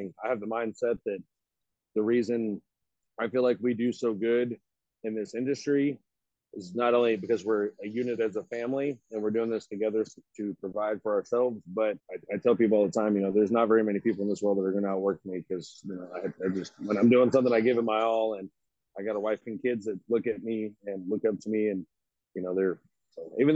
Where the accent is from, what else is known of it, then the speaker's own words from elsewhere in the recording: Fort Worth, Texas, United States; also born or lived in North Richland Hills, Texas / Keller, Texas / Mabank, Texas; I'm actually from Fort Worth